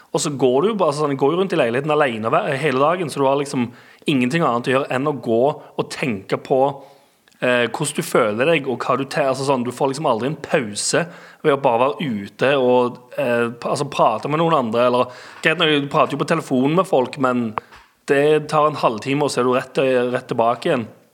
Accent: Stavanger, Rogaland, Norway; moved away; der jeg er vokst opp og har uh, venner og familie

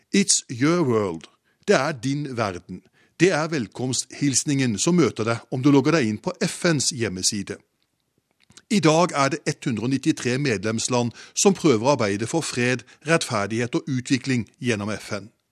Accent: Norway; moved away as an adult; now in United States; Som norsk korrespondent her i USA

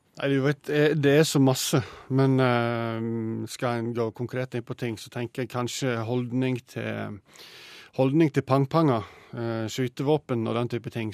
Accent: Sogn, Vestland, Norway; Jeg er jo sogning, og jeg har jo skutt eh, hele livet

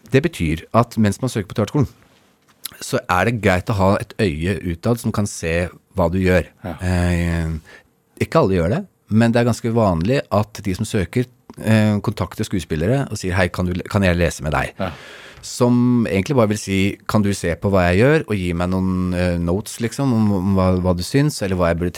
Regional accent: Agder, Norway; accent: Sørlandsk; Jeg snakker jo sørlandsk når jeg er på Sørlandet.

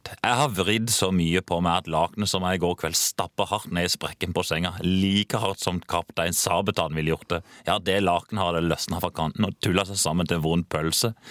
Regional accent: Kristiansand, Agder, Norway; Jeg svetter i grunn mye mer nede jeg i Oslo enn jeg gjør hjemme i Kristiansand.

